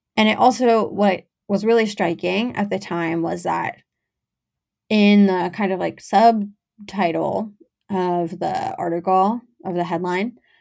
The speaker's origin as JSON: {"language": "English", "town": "Teaneck", "region": "New Jersey", "country": "United States", "said": "I'm from Teaneck"}